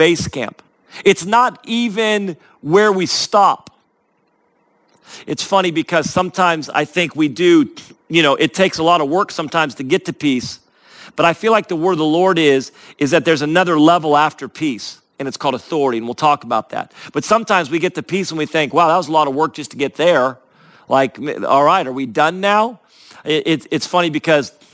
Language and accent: English; Northern California, United States; I grew up in Northern California, which is right next to Mount Shasta